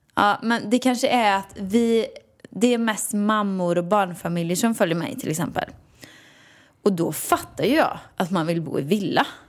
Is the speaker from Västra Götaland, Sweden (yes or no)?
yes; Åmål, Västra Götaland, Sweden; moved away; hemma i Åmål i villan